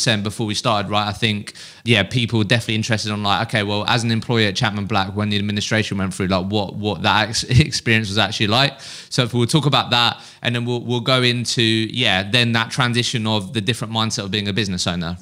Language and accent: English; Eastbourne, South East England, United Kingdom; I'm from Eastbourne, so like the South Coast